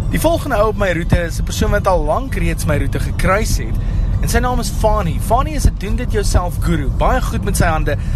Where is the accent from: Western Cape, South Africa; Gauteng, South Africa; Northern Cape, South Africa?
Gauteng, South Africa; Witpoortjie; Ek is van Witpoortjie.